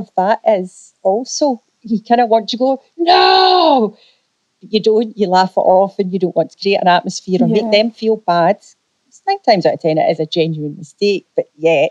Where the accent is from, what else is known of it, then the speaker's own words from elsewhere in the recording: Scotland, United Kingdom; I'm a Scottish girl.